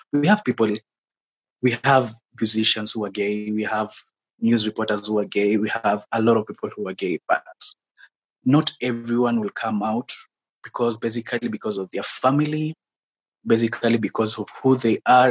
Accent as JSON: {"language": "English", "town": "Mombasa", "region": "Mombasa County", "country": "Kenya", "tie": "born or raised there", "moved": "yes", "lives_now": "Nairobi, Kenya", "said": "I was born and raised in Mombasa, mm-hmm. in the coastal region of Kenya. Yeah, that's where I grew up."}